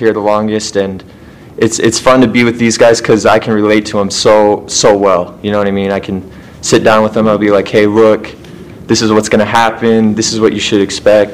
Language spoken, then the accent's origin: English; Colby, Kansas, United States; also born or lived in Utah; I was born in Utah, but grew up in Kansas